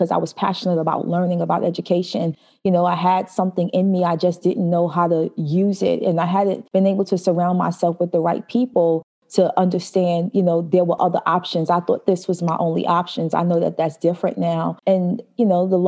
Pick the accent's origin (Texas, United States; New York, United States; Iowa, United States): New York, United States; New York City; also born or lived in Albany, New York; I grew up in Brooklyn, New York